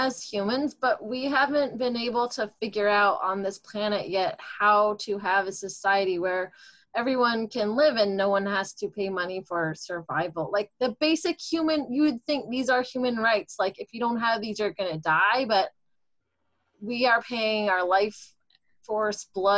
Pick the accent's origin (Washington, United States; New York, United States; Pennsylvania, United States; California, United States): Washington, United States; Seattle; I moved back to my hometown in Seattle here